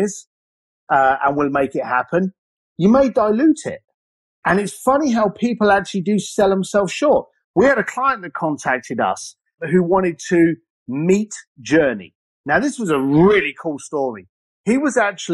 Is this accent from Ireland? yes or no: yes; Ireland; I grew up as an Irish lad